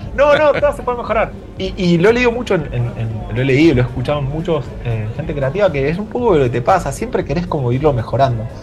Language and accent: Spanish; Mendoza, Argentina; now in Madrid, Spain; yo soy de Mendoza, Mendoza